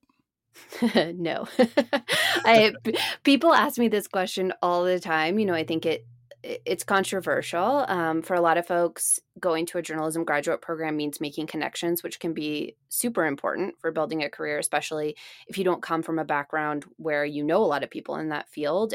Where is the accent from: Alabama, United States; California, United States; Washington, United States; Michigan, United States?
Washington, United States; Seattle; also born or lived in Boston; I spent most of my time growing up in Seattle